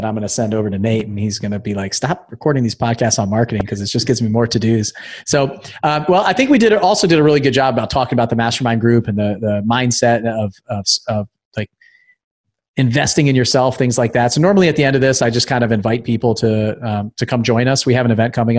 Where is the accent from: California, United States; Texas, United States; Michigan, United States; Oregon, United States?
California, United States; Thousand Oaks; I grew up in Thousand Oaks, just outside